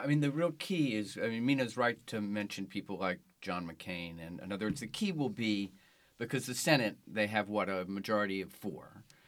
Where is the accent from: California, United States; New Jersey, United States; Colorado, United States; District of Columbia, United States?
District of Columbia, United States; Washington; I was born and raised in Washington, D C, and my hometown paper, the Washington Post